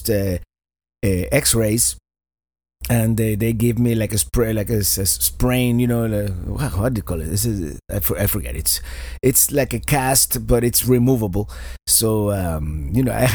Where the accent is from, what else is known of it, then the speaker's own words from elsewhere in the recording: Miami, Florida, United States; my hometown, Miami, Florida